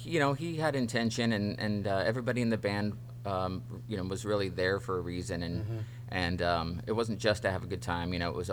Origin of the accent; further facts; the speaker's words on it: Healdsburg, California, United States; also born or lived in Santa Rosa / Woodside; I grew up in Healdsburg